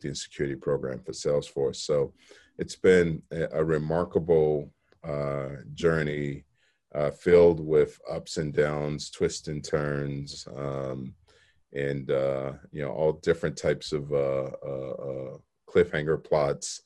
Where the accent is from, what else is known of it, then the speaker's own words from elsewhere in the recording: Chicago, Illinois, United States; I grew up in Chicago